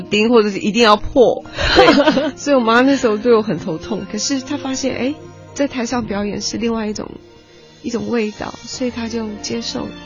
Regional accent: Alishan, Chiayi County, Taiwan; 因为我是在阿里山长大的小孩

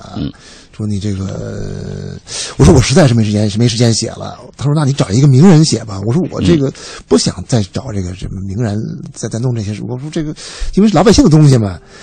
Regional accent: Beijing, China; 我们家这个作为老北京的一个，一个，一个大家族

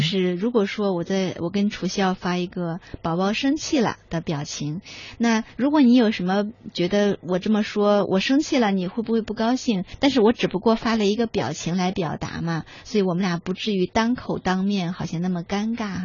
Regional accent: China; 因为我们中国人不喜欢脆弱呀

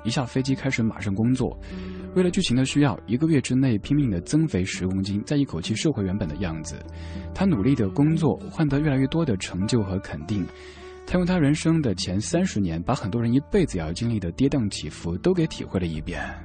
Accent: Chengdu, Sichuan, China; 我成都人，我们那儿吃火锅吃辣得特别厉害

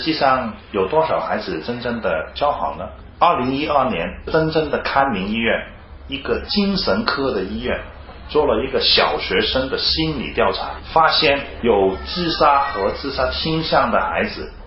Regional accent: Hong Kong; moved away as an adult; now in Shenzhen, China; 我是香港人，从香港过来

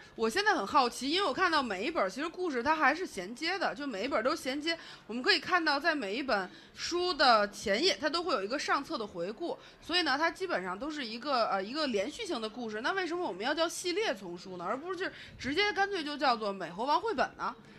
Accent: China; 我们中国人

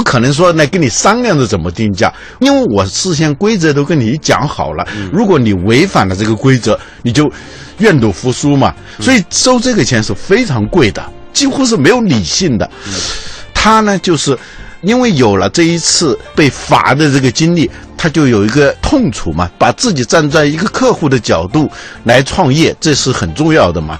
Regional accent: China; 我们中国人

